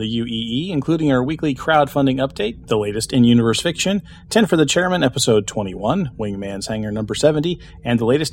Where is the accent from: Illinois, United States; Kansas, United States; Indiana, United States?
Kansas, United States; Wichita; my hometown of Wichita, Kansas